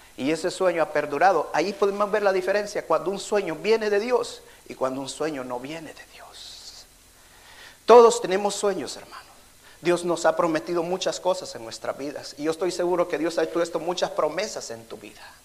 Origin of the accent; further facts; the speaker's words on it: El Salvador; moved away; allá en mi país, en El Salvador